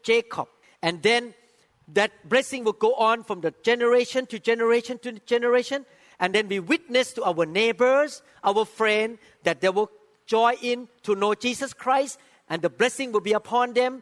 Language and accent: English; Thailand; even a person who was born in Thailand like me, by background, I'm from Thailand.